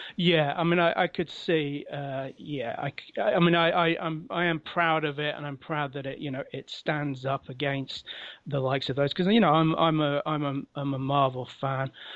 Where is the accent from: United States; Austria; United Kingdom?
United Kingdom; London; moved away as an adult; now in Sheffield, United Kingdom; I'm originally from London. Uh, I've moved to Sheffield in, in the north of England and lived here for many years now.